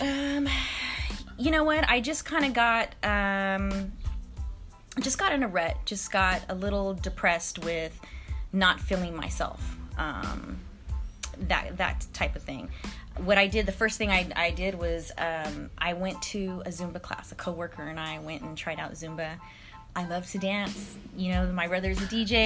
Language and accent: English; Stockton, California, United States; also born or lived in Oakland, California; I'm from Stockton. Um, I was born in Oakland, raised in Stockton.